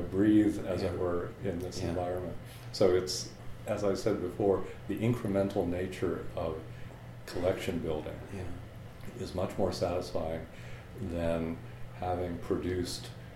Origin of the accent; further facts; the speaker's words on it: Sarasota, Florida, United States; moved away as an adult; I grew up in Florida. I went to the public schools in Sarasota, Florida.